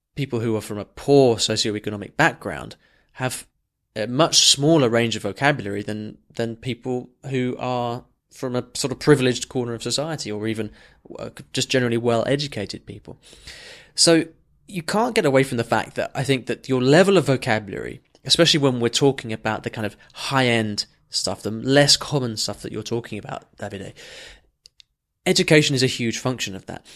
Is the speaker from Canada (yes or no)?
no; England, United Kingdom; just as English as me